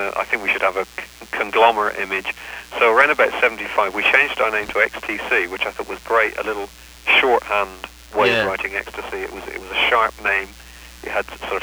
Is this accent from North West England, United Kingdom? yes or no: no; Swindon, South West England, United Kingdom; we didn't come from London, we came from Swindon